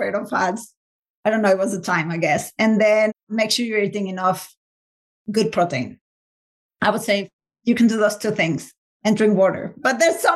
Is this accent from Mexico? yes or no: yes; Mexico City, Mexico; moved away as an adult; also born or lived in England; now in United States; I'm originally from Mexico City, and then we moved to live in England